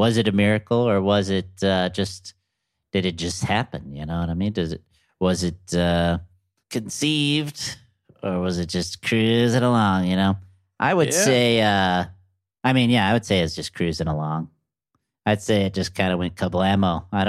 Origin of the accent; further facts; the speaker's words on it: Santa Cruz, California, United States; I'm kind of into Fish, Grateful Dead, a lot like jam band stuff. What with growing up in Santa Cruz